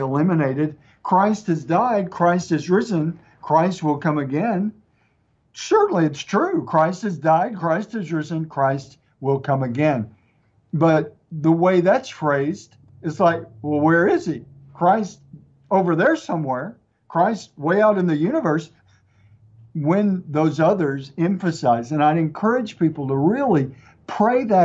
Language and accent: English; East Texas, United States; accent: East Texas, mixed; my accent, a little bit mixed with East Texas and a few other things